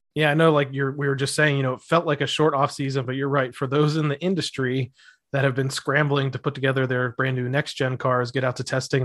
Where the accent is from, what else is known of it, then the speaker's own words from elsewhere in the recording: Northeast Ohio, United States; now in Florida, United States; I'm from Northeast Ohio